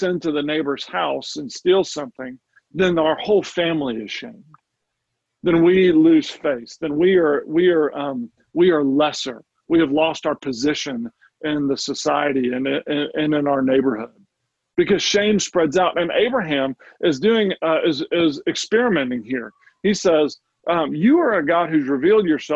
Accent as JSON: {"language": "English", "country": "United States", "said": "I'm an American."}